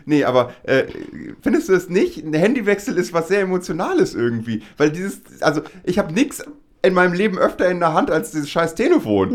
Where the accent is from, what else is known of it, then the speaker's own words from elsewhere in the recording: Lower Saxony, Germany; wir beide aus Niedersachsen kommen